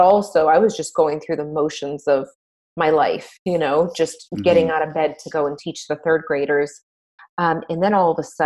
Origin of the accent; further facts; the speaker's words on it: Boston, Massachusetts, United States; now in Tampa, United States; I'm actually originally from the Boston area, but I live in Tampa, Florida